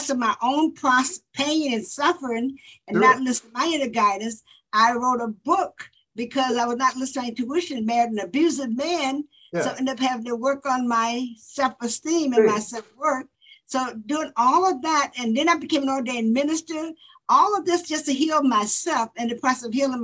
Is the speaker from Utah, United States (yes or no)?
no; Florida, United States; I grew up in Florida where it was segregation and whites and blacks didn't meet